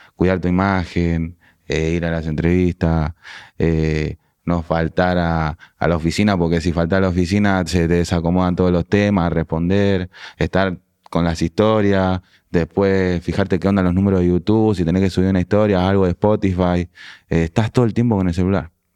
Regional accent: Pablo Podestá, Buenos Aires Province, Argentina; also born or lived in La Crujía; now in Francisco Álvarez, Argentina; Pablo Podestá, que fue donde tuve mi adolescencia, donde fui al colegio

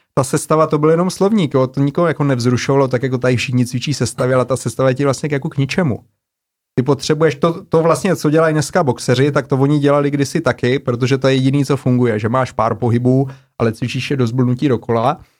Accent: Brno, South Moravian Region, Czechia; otevřeli nový obor na Masarykové univerzitě v Brně, odkud pocházím, kde jsem studoval.

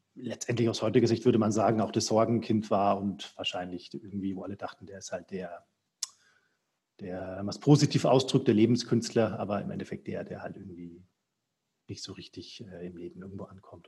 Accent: Franconia, Bavaria, Germany; ich bin ja aus Franken, also Norden von Bayern

